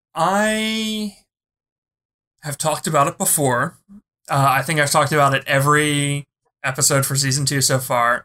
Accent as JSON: {"language": "English", "town": "Philadelphia", "region": "Pennsylvania", "country": "United States", "said": "I'm from Philly."}